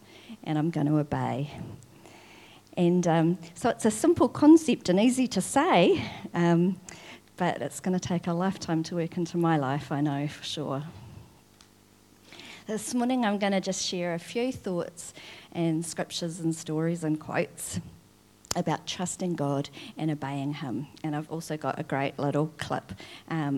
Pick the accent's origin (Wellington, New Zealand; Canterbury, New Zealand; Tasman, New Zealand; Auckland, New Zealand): Tasman, New Zealand; Wakefield; I grew up in Wakefield in Nelson